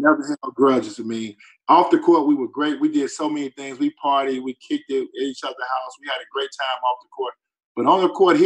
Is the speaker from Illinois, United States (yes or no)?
yes; Chicago, Illinois, United States; I'm from Chicago